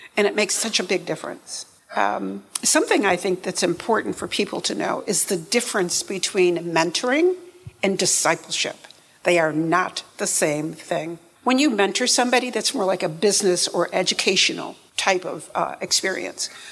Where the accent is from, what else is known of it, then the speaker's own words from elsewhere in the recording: upstate New York, United States; now in Memphis, United States; I'm from upstate New York